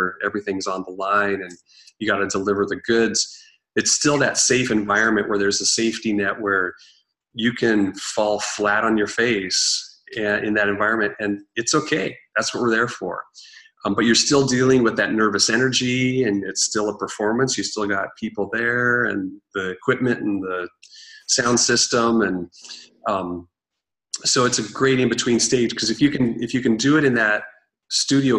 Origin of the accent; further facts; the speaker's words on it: Eastern Oregon, United States; now in Seattle, United States; growing up in Eastern Oregon